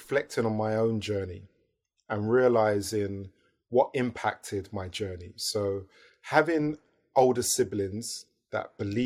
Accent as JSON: {"language": "English", "country": "United Kingdom", "said": "my own version of being African British"}